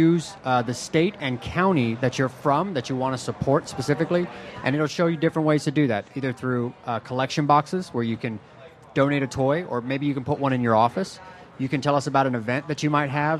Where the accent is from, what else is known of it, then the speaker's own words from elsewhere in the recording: Oklahoma, United States; moved away as an adult; now in Philadelphia, United States; I'm originally from Oklahoma